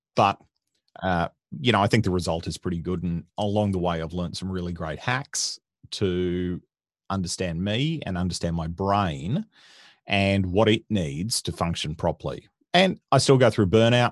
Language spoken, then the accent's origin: English; Dayboro, Queensland, Australia; I grew up in country Queensland, uh, in a little, little farming town called Daybro